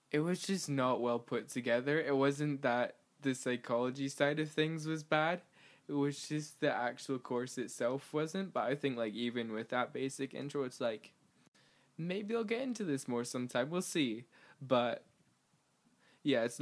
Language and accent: English; Canada; so like I'm originally from Canada, so like I grew up